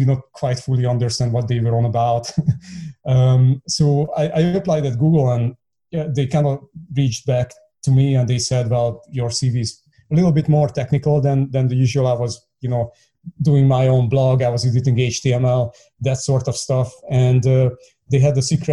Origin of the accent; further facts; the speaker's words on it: Hungary; I'm born and bred Hungarian. I grew up in the East Bloc